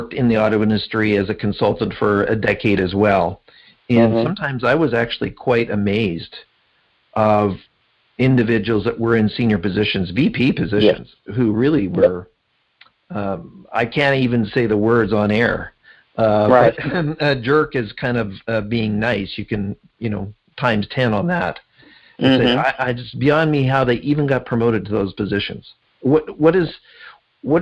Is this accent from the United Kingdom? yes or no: no; Canada; I'm Canadian